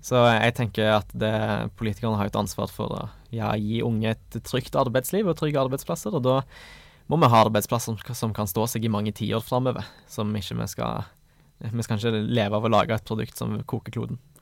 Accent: Stavanger, Rogaland, Norway; Jeg kommer fra Stavanger

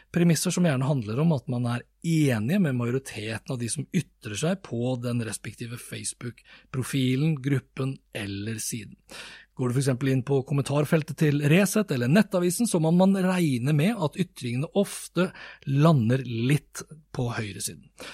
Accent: Norway; jeg er jo nordmann

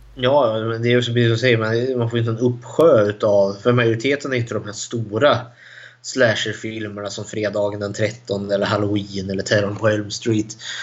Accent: Eskilstuna, Södermanland, Sweden; Jag är också född och uppvuxen i Eskilstuna.

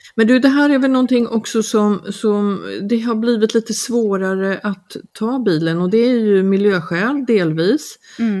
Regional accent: Sweden; now in Mallorca, Spain; vi är ju många svenskar som, som bor mm, alltså, mer eller mindre frekvent på ön

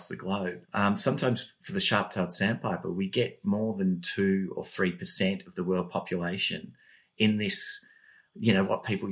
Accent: Melbourne, Victoria, Australia; I grew up in Seaford, which is a suburb in the southeast of Melbourne on Port Phillip Bay

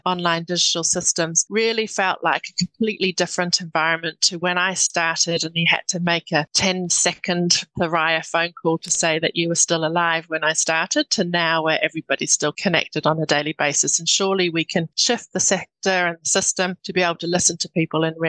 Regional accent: New Zealand; moved away; I'm a New Zealander.

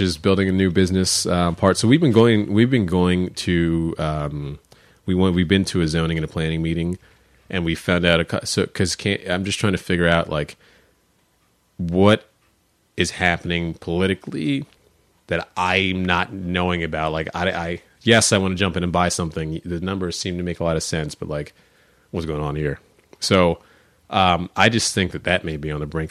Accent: Upper Dublin, Pennsylvania, United States; also born or lived in Elkins Park, Pennsylvania / Melrose Gardens / South Philadelphia; now in Philadelphia, United States; I grew up first in Al, you know, in Elkins Park, Luma Gardens, and then we moved out to the suburbs

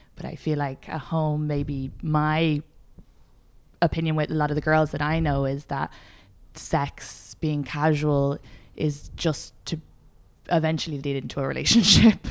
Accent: Ireland; moved away; I'm Irish

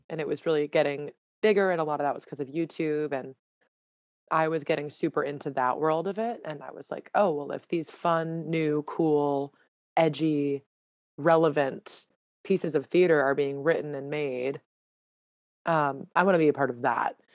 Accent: Newton, Massachusetts, United States; moved away as an adult; also born or lived in Connecticut; I am from a town right outside of Boston called Newton, Newton, Massachusetts

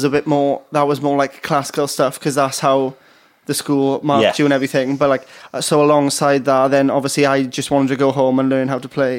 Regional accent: Pontypridd, Wales, United Kingdom; In Pontypridd.

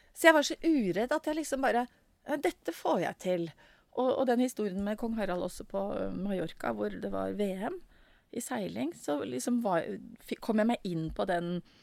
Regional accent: Oslo, Norway; her kom jeg fra Stovner.

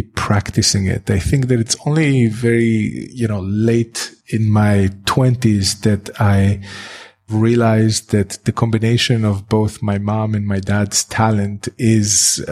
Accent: Tel Aviv, Tel Aviv District, Israel; moved away as an adult; also born or lived in Eindhoven, Netherlands; now in New York, United States; I grew up in Tel Aviv.

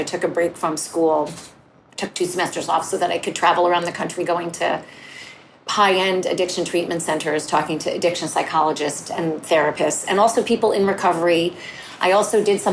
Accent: northern New Jersey, United States; also born or lived in Bronx, New York; I felt like an outsider kind of growing up. My family was Jewish and we lived in northern New Jersey. We're from the Bronx

